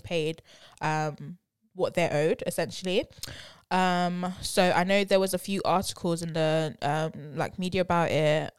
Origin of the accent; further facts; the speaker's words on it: London, United Kingdom; I'm definitely from London